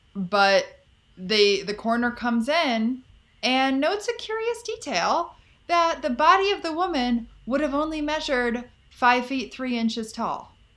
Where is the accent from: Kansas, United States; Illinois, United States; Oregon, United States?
Illinois, United States; Chicago; my home state of Chicago